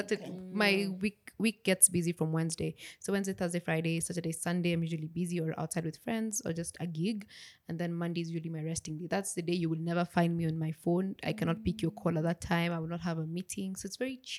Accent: Nakuru, Nakuru County, Kenya; moved away as an adult; also born or lived in Kericho; now in Nairobi, Kenya; I grew up in Nakuru. Born Kericho, grew up in Nakuru, moved to Nairobi for further education

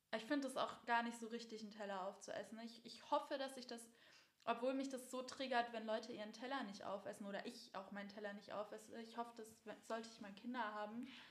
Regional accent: Baden-Württemberg, Germany; bei uns in Baden-Württemberg

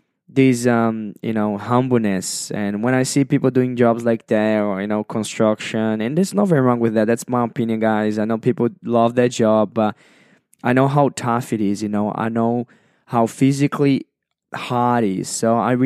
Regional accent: Brazil; English is a second language; moved away as an adult; now in Sydney, Australia; I was born and raised in Brazil, and at the age of 21

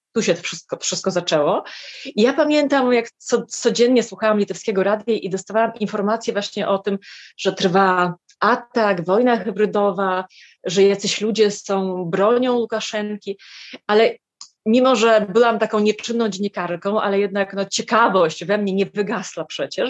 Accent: Lithuania; moved away as an adult; also born or lived in Warsaw, Poland / Vilnius, Lithuania; mieszkałam w Litwie dobrych 18 lat, tu się urodziłam, potem mieszkałam w Warszawie

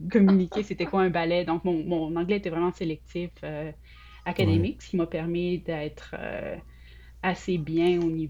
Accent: Sainte-Foy, Quebec, Canada; moved away as an adult; Oui, je viens de Québec, la ville de Québec. J'ai grandi à Sainte-Foy. Euh, j'ai quitté pour l'université, j'avais 20 ans.

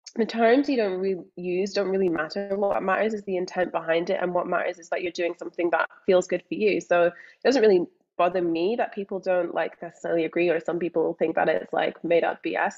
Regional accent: Scotland, United Kingdom; accent: Scottish; also born or lived in England; now in Australia; but also born in England, growing up in Scotland, moving to Australia, being surrounded at school by people who are like, okay, you sound Scottish

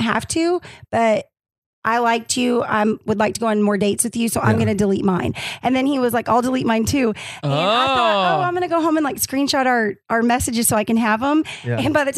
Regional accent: Arkansas, United States; I'm from Arkansas.

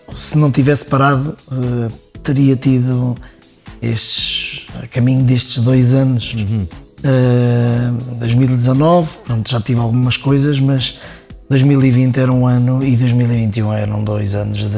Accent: Leiria, Centro, Portugal; Nascido mesmo na cidade, no centro da cidade. É que nem foi no hospital nasci na Casa de Saúde de Leiria

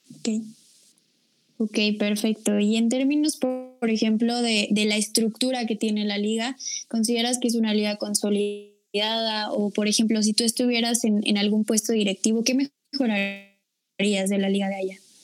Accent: Mexico

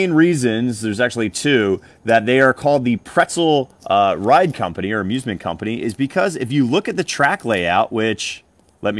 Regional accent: New Jersey, United States; my home state of New Jersey

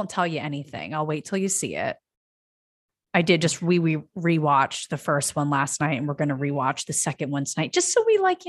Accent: East Coast, United States; now in Los Angeles, United States; neither of us are born and raised in LA. I'm from the East Coast and a small town over there.

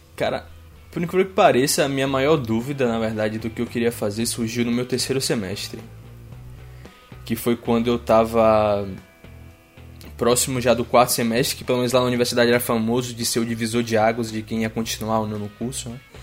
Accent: Feira de Santana, Bahia, Brazil; first language Portuguese; moved away as an adult; now in Düsseldorf, Germany; fiz iniciação científica ainda na minha cidade natal e direcionei meu segundo estágio lá no nosso, na nossa universidade em Feira de Santana

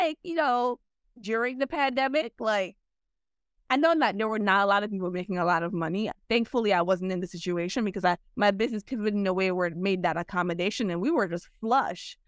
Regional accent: Jamaica; now in United States; I'm Jamaican. I was born in Jamaica.

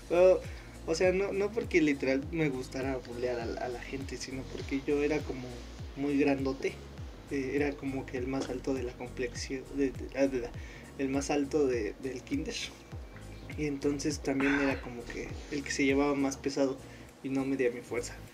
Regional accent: Monterrey, Nuevo León, Mexico; no, no, soy norteño, compadre. Bien regio, te iba a decir.

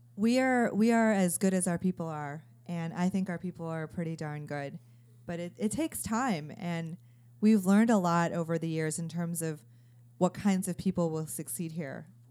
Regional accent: Chicago, Illinois, United States; moved away as an adult; also born or lived in Stanford, California; I'm from Chicago, and I remember being a junior in high school

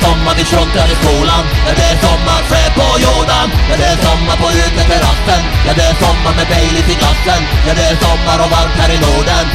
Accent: Ostrobothnia, Finland; vi har aldrig varit utanför Österbotten, vi har aldrig pratat med no, någon andra, no andra människor som inte pratar vår dialekt

